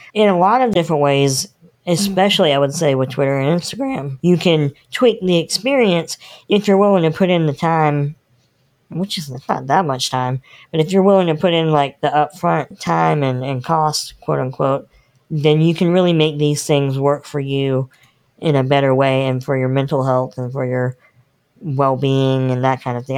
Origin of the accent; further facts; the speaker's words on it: North Carolina, United States; I'm born and bred in North Carolina